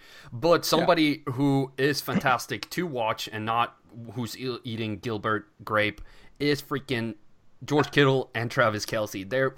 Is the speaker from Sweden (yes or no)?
yes; Sweden; English is a second language; moved away; growing up in Sweden